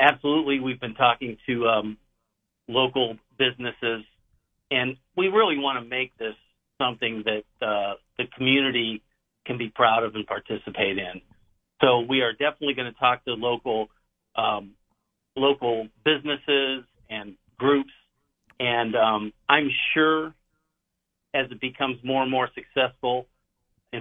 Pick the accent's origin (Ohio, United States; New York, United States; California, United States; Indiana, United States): Ohio, United States; Canton; Canton is my hometown.